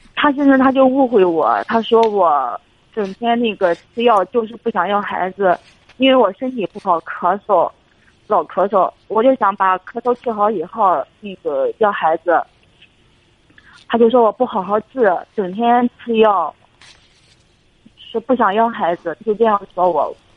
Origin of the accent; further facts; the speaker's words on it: Shandong, China; now in Beijing, China; 我老家是山东的